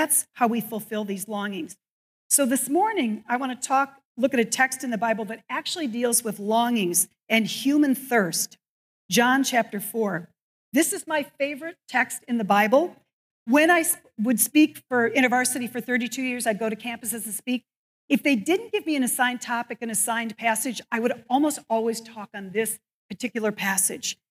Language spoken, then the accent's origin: English; Evanston, Illinois, United States; also born or lived in Northbrook, Illinois; I grew up in Evanston and then Northbrook.